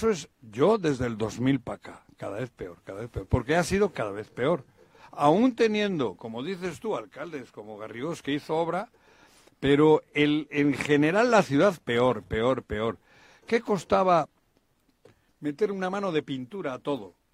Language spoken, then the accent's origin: Spanish; Querétaro, Mexico; now in Cuernavaca, Mexico; vengo de Querétaro, de ahí para acá, Cuernavaca nunca ha estado mejor que cuando yo llegué. Nunca. Y son ya 24 años.